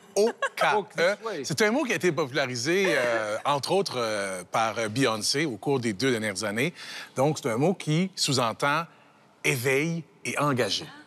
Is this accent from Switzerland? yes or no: no; Canada; chez nous, dans le Canada francophone